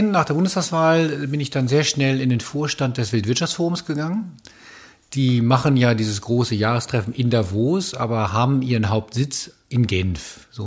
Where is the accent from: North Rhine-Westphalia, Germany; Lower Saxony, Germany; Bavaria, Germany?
Lower Saxony, Germany; Hanover; Ich bin ja in der Hannover groß geworden, zur Schule gegangen, da hat man natürlich über, über 96 geredet